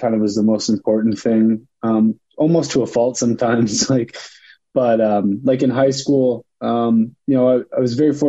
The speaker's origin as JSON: {"language": "English", "town": "St. Clair Shores", "region": "Michigan", "country": "United States", "tie": "born or raised there", "also_born_or_lived": "Grosse Pointe, Michigan", "moved": "as an adult", "lives_now": "Huntsville, United States", "said": "I grew up St. Clair Shores, Michigan, Grosse Pointe, Michigan. They're right next to each other. Suburb about 20 minutes outside of Detroit."}